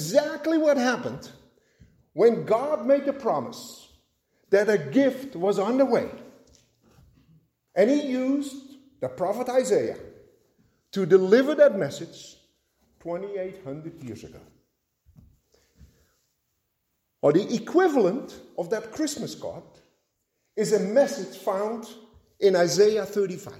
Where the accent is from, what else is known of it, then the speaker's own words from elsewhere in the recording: Netherlands; moved away; growing up in Holland